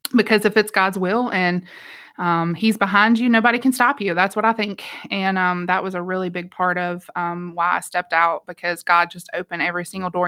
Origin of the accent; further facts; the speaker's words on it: West Virginia, United States; now in Georgia, United States; I'm from West Virginia originally